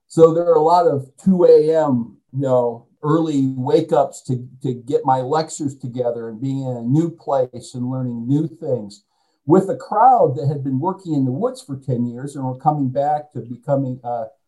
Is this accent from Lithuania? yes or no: no; Kalamazoo, Michigan, United States; moved away; I'm from Kalamazoo, Michigan, in the first place, too. So there was the opportunity to go back home.